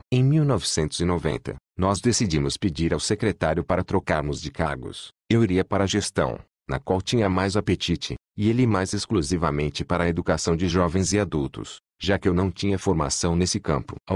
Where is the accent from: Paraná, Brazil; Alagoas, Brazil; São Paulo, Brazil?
Paraná, Brazil; Londrina; Na minha infância, em Londrina, cidade com forte colonização japonesa, Havia um nipônico que, enquanto todo mundo plantava café, ele cultivava amendoim.